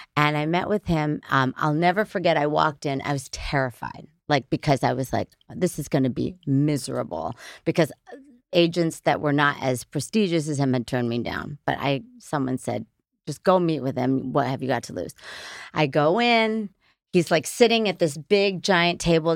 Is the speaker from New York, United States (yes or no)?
yes; Middletown, New York, United States; I was born in Middletown, New York